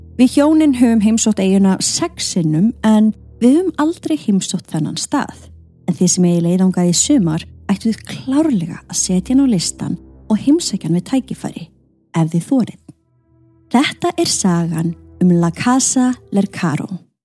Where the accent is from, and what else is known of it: Iceland